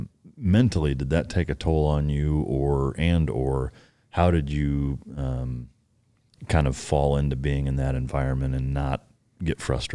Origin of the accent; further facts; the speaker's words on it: Iowa, United States; I'm from Northern Iowa, 45 minutes from Minnesota.